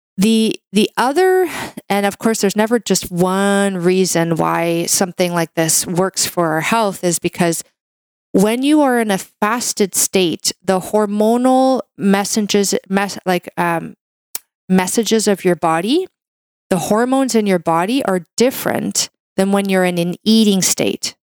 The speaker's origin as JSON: {"language": "English", "country": "Canada", "said": "I'm a Canadian medical doctor"}